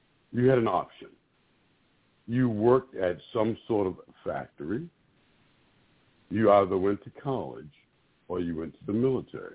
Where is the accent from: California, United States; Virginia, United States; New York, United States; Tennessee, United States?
Virginia, United States; Warsaw; I grew up right here in Gainesville, in Warsaw, Virginia, and I went to school at Rappahannock High School.